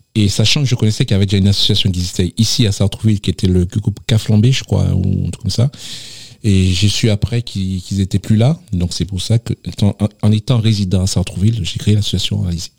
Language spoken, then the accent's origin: French; Le Vauclin, Martinique; moved away; je suis originaire de la Martinique plus précisément dans le sud de la Martinique, euh, au Vauclin. Tout petit, j'étais, euh, je faisais partie d'une association qui s'appelle Les Alizés.